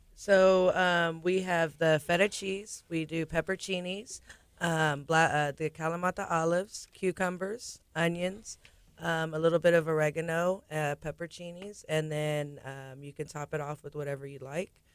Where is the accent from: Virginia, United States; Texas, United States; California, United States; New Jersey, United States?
Texas, United States; Galveston; I'm from Galveston, born and raised.